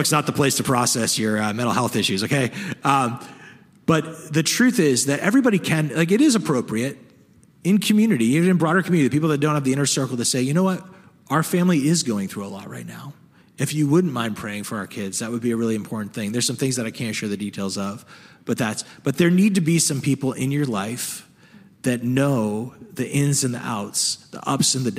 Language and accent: English; the North, Northern United States, United States; I know this as a Northerner